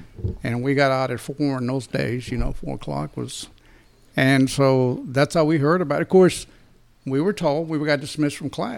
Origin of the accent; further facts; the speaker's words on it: Dallas, Texas, United States; I grew up here in Dallas, Texas.